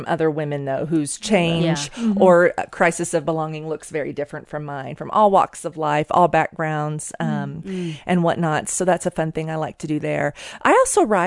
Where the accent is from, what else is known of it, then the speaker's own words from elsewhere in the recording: Oklahoma, United States; moved away as an adult; now in Colorado Springs, United States; I was born and raised in Oklahoma